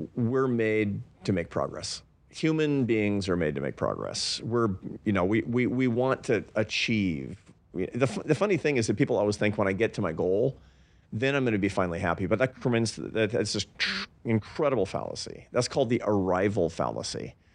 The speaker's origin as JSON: {"language": "English", "town": "Seattle", "region": "Washington", "country": "United States", "tie": "born or raised there", "said": "I grew up in Seattle"}